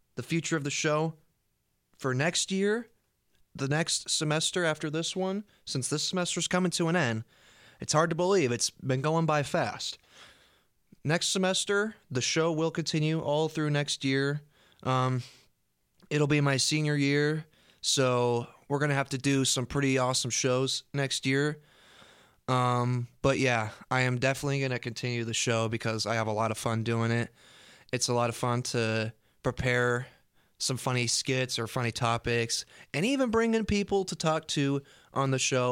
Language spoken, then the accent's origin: English; Storm Lake, Iowa, United States; I grew up in Storm Lake, uh, when I'm going to college in Storm Lake.